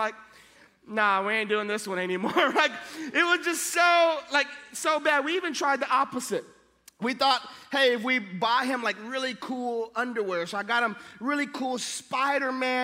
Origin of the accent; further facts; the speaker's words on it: Hawaii, United States; All my kids have Hawaiian names because I'm from Hawaii